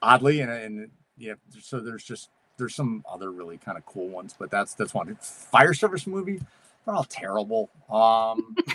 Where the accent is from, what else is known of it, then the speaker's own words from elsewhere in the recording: New England, United States; I'm from New England